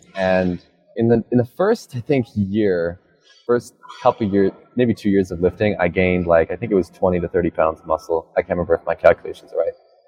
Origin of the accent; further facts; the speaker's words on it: Alberta, Canada; I am from Canada. I'm from Alberta, Canada